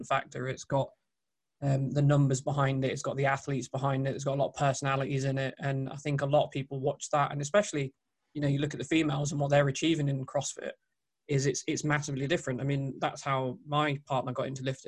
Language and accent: English; United Kingdom; as British